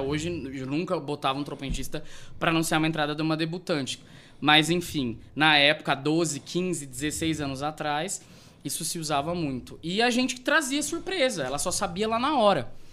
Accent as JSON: {"language": "Portuguese", "town": "Rondonópolis", "region": "Mato Grosso", "country": "Brazil", "tie": "born or raised there", "said": "Eu sou de Rondonópolis, a minha família é daqui. Uhum. Eu fui nascido, criado, me fiz a minha primeira faculdade aqui"}